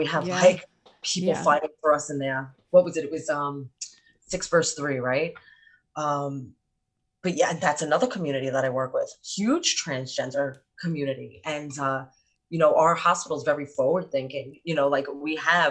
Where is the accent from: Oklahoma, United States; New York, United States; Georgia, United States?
New York, United States; we're from New York